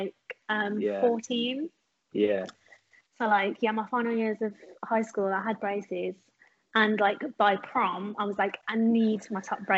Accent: Wolverhampton, West Midlands, United Kingdom; I'm actually from Wolverhampton

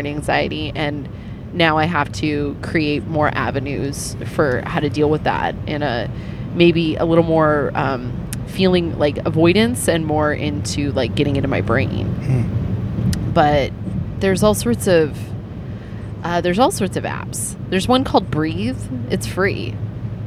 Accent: Amador County, California, United States; moved away; I grew up in Amador County.

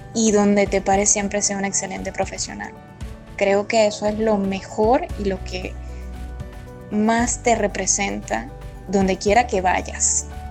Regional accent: Venezuela; Soy venezolana

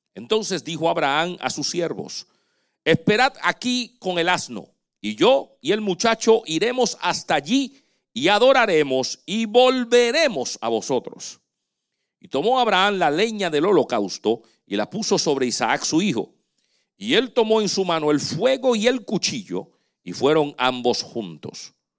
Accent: Dominican Republic; moved away; el hospital, allá en República Dominicana, donde yo nací

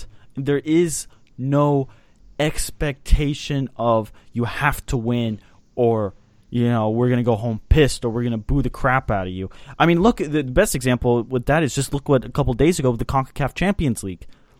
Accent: Dallas, Texas, United States; I think it's also dependent on because we're from Dallas.

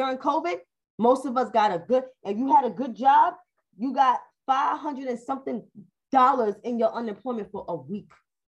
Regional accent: New York City, New York, United States; I grew up in New York City

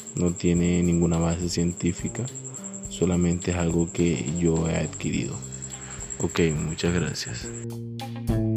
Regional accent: Caribbean coast, Colombia; accent: costeño; por mi acento soy de Colombia, más específicamente la costa

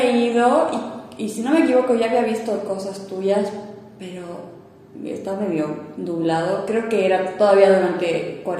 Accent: Cochabamba, Bolivia; born there; also born or lived in Moscow; se vinieron acá, nací yo en Cocha y de ahí volvieron, como que no les gustó la vida en, Bolivia, volvieron a Moscú.

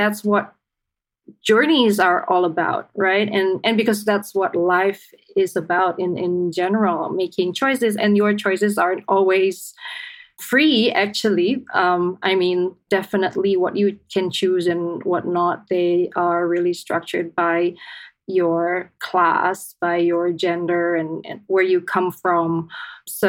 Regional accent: Jakarta, Indonesia; moved away as an adult; also born or lived in Bandung, Indonesia / San Diego, United States; I was born in Indonesia, in Bandung, but I was there for maybe about a year when I was 1 year old. My parents moved to Jakarta. Our family lived in Jakarta, in central Jakarta.

